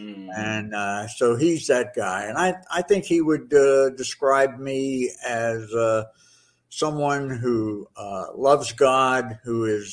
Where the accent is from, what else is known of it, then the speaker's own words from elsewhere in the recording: Florida, United States; I grew up here